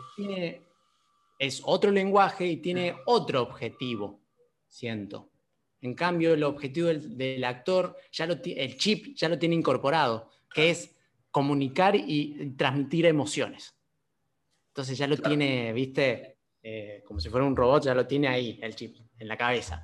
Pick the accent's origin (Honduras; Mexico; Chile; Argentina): Argentina; San Luis; moved away; yo soy de San Luis, de San Luis Capital, eh, allá no estudié nada de teatro, salvo eh, títeres, porque bueno, mi mamá es títera. entonces bueno, desde ahí, de los 10, 11 años ya hacía títeres